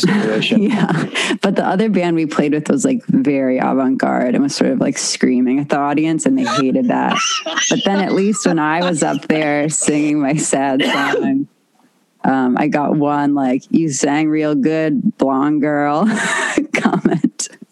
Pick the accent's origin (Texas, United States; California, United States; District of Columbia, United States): California, United States; Los Angeles; I grew up on the West side